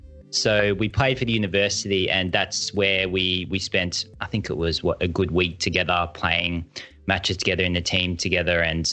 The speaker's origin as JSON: {"language": "English", "town": "Bendigo", "region": "Victoria", "country": "Australia", "tie": "born or raised there", "also_born_or_lived": "Malaysia", "said": "So I was born in Malaysia and I was only 4 months old when my parents migrated to Australia. And I grew up in Bendigo, which is about 2 hours from Melbourne."}